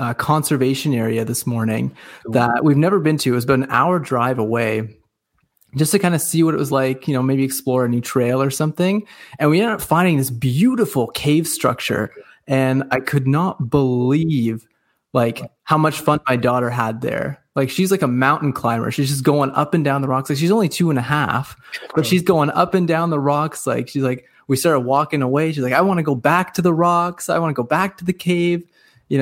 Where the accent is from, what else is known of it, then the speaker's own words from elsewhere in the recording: Dundas, Ontario, Canada; also born or lived in Cambridge, Ontario; I live in a small town called Dundas. It's part of a bigger community called Hamilton, and it's about 40 minutes away from Toronto. So for those of you who are listening, you probably know where Toronto is, but you probably wouldn't know where Dundas is. It's just a small little valley town. Born and raised here